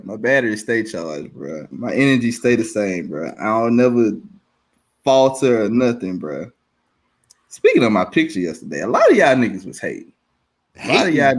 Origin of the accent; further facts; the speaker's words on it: Memphis, Tennessee, United States; I'm from Memphis